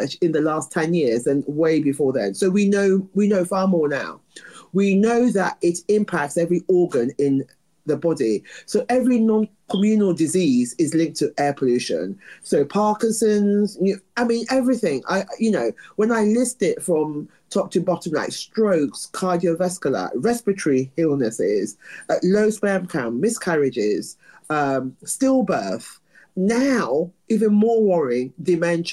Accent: London, United Kingdom; I am from London

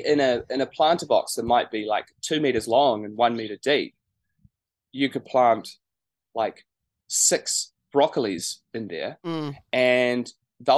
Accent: Martinborough, Wellington, New Zealand; moved away; We used to live just out of Martinborough, so that was where I grew up on a sheep and cattle farm

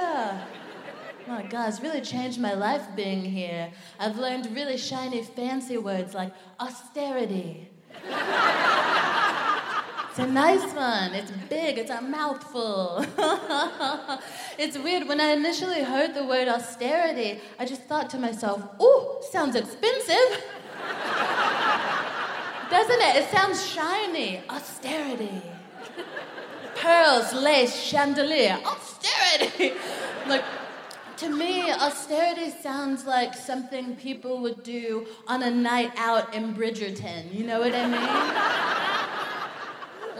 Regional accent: United States; moved away as an adult; now in United Kingdom; I'm from America

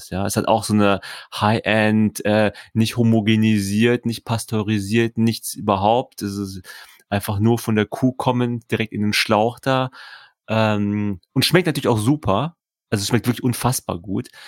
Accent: London, United Kingdom; German is a second language; Ich bin aus London.

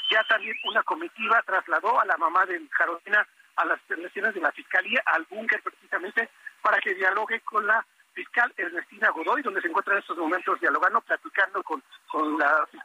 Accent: Tampico, Tamaulipas, Mexico; Nosotros somos foráneos de Tampico, se nos dio la oportunidad allá en Tampico

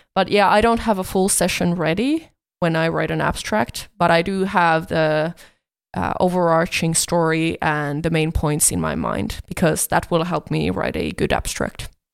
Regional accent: Finland; I come from Finland

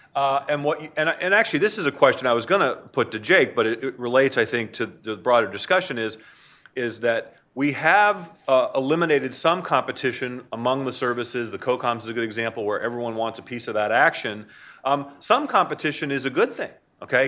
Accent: Maine, United States; I'm from Maine.

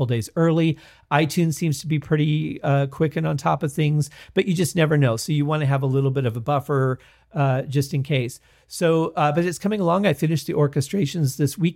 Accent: Michigan, United States; moved away; Growing up in Michigan

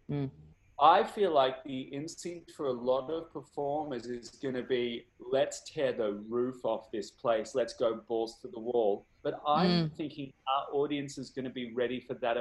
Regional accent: Melbourne, Victoria, Australia; I'm from Melbourne

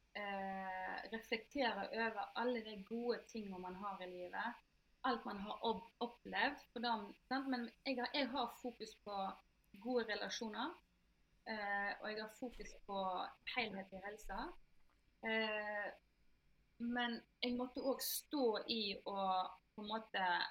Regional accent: Norway; moved away as an adult; also born or lived in Germany / Italy; jeg er født her i Norge

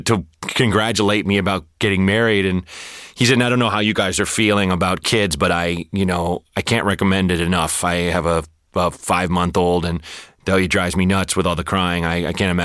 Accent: Portland, Oregon, United States; growing up in Portland and being bored

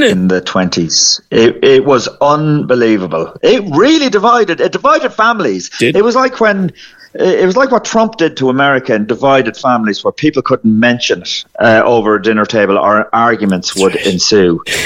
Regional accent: County Meath, Ireland; I'm actually grew up in Meath

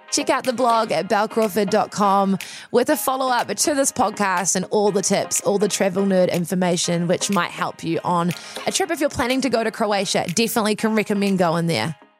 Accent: Wellington, New Zealand; growing up in New Zealand, also growing up in Wellington

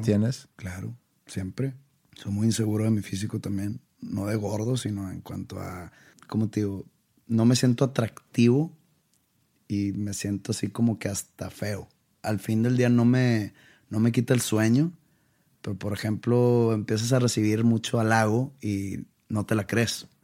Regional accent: Monterrey, Nuevo León, Mexico; also born or lived in Wisconsin; Cuando yo me fui de Monterrey, me fui a Wisconsin.

